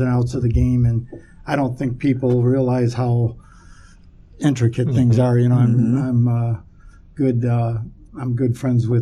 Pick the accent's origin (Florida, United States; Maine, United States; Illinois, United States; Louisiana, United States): Illinois, United States; Chicago; I grew up in Chicago, Southwest Side